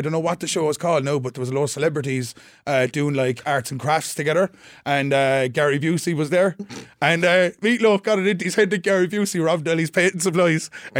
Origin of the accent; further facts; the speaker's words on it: Limerick, Munster, Ireland; We're actually from Limerick.